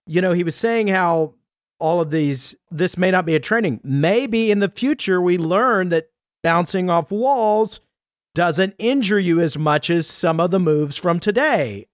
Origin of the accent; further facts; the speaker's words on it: Texas, United States; as a Texan